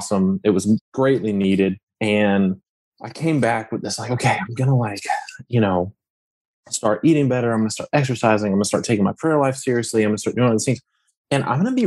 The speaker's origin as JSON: {"language": "English", "town": "Lafayette", "region": "Louisiana", "country": "United States", "said": "I am from Lafayette, Louisiana"}